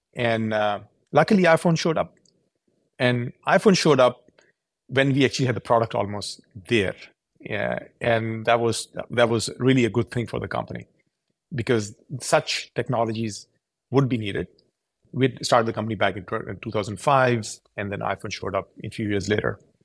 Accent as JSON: {"language": "English", "town": "Karachi", "region": "Sindh", "country": "Pakistan", "tie": "born or raised there", "also_born_or_lived": "Purdue, Indiana, United States", "moved": "as an adult", "lives_now": "Silicon Valley, United States", "said": "I was born there. I grew up in Karachi."}